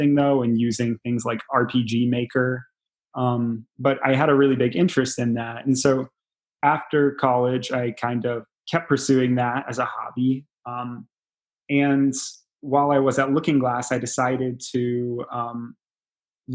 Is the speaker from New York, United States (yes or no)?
no; Galesburg, Illinois, United States; I'm from Galesburg, Illinois, only a few hours away from Chicago.